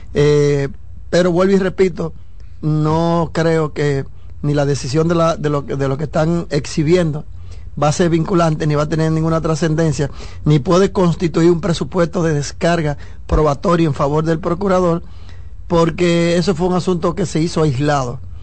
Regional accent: Dominican Republic; somos dominicanos

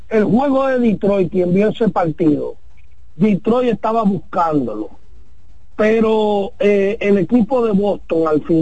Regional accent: Dominican Republic; Yo soy dominicano, pero soy nacionalizado americano.

